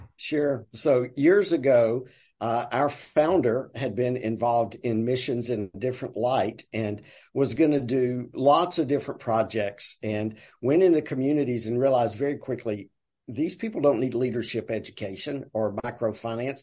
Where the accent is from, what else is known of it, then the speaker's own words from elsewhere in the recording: the South, Southern United States, United States; accent: deep Southern; now in Tuscaloosa, United States; my deep Southern accent